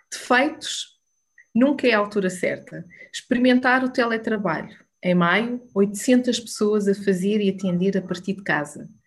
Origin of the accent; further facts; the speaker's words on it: Alcobaça, Leiria District, Portugal; Sou de Alcobaça, estudei licenciatura em serviço social